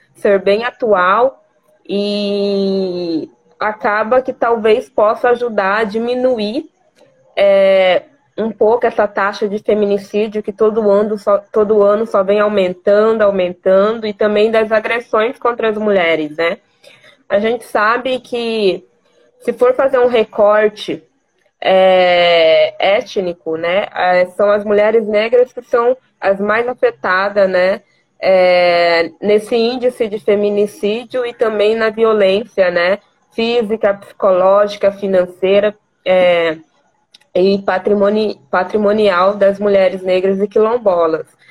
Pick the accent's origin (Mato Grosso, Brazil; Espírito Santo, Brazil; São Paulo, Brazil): Mato Grosso, Brazil; Vila Bela da Santíssima Trindade; sou natural de Vila Bela da Santíssima Trindade, terra de Teresa de Benguela e a primeira capital do estado de Mato Grosso